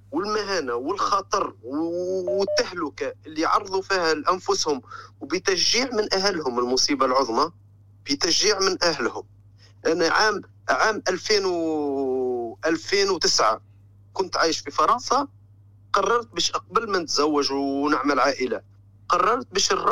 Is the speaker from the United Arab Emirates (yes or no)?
no; Zarzis, Medenine, Tunisia; اسمها جرجيس هي المدينه هذه اكثر ناس يخرجوا للخارج قوارب الموت تخرج منها كل يوم